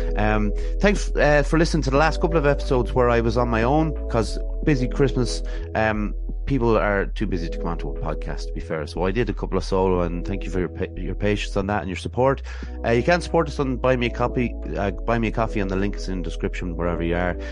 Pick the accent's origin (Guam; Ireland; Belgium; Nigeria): Ireland; Athlone, Leinster; accent: Dublin twang; also born or lived in Swords, Dublin / Westmeath; I'm actually from Athlone, but I, I went to, uh, a, a school up in Swords, uh, in, in Dublin, so, uh, there might be a slight bit of a, a twang